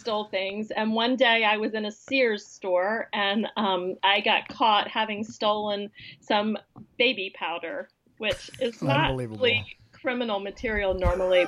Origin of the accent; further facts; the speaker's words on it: Atlanta, Georgia, United States; moved away as an adult; now in Washington, D.C., United States; But I am from Atlanta. I grew up down there